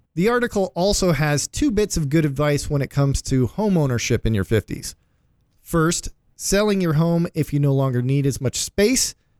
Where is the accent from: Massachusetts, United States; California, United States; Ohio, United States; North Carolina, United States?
Ohio, United States; Cleveland; my hometown, Cleveland